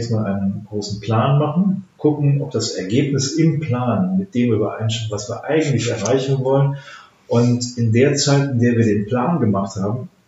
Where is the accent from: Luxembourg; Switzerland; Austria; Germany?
Germany; also als Deutsche reden wir manchmal so um den heißen Brei herum